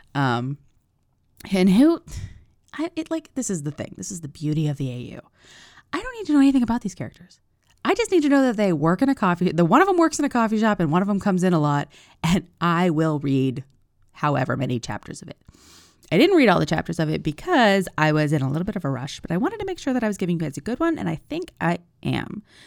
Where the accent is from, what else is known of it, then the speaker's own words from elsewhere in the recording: United States; I'm an American